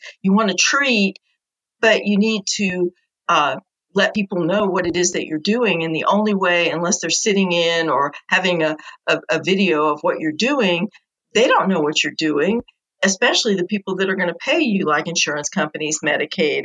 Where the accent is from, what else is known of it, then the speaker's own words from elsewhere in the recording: New York, United States; now in South Carolina, United States; originally I'm from New York, but I've lived down in this area for 30 years now